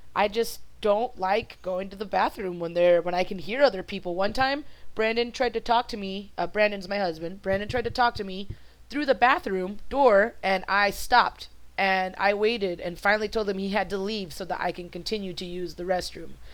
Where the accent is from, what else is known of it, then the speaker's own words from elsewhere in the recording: Mexico; first language Spanish; English is a second language; being a uh, Spanish speaking Mexican that at some point in time I will struggle very, very much with speaking proper English